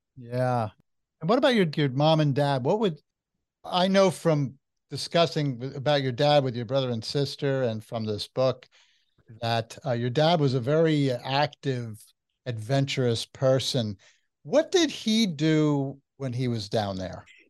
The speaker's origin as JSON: {"language": "English", "region": "New Jersey", "country": "United States", "said": "I'm from New Jersey"}